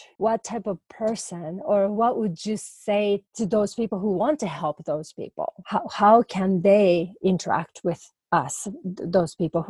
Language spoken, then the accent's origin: English; Japan; English is a second language; moved away; I thought, you know, because I'm originally from Japan, right? So culturally, you know, male being in a dominant figure, it was not unusual.